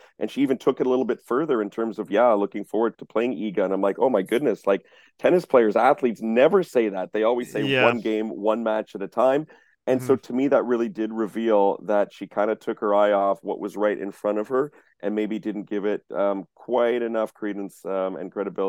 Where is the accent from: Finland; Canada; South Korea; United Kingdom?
Canada; bias aside, being a Canadian tennis journalist and reporter